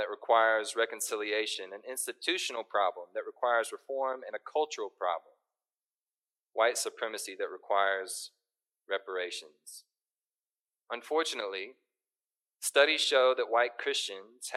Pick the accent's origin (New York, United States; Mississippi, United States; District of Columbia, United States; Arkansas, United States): Arkansas, United States; Little Rock; now in Northwest Arkansas, United States; I was born and raised in Little Rock, and I came to Northwest Arkansas for college and stayed.